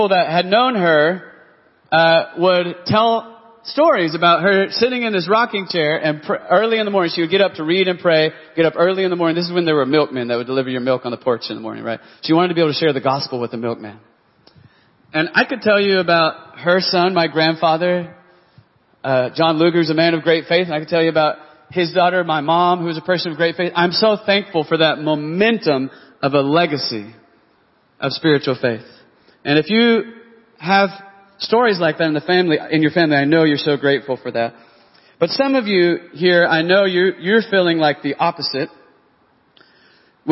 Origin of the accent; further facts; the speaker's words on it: Texas, United States; now in Oklahoma City, United States; I was from Texas